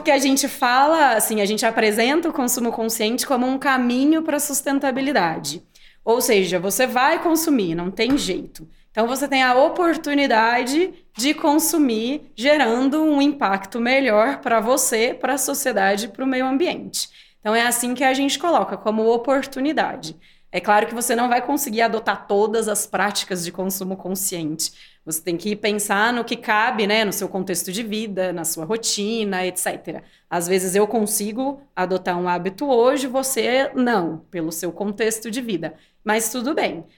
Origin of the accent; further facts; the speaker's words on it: interior of São Paulo, Brazil; accent: interior paulista; eu sou do interior de São Paulo, por isso esse sotaque